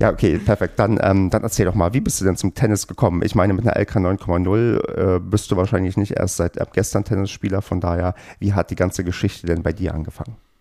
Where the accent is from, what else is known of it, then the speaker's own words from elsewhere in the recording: Brandenburg, Germany; ich bin ja im TVBB groß geworden und zwar in Brandenburg auf dem tiefsten Land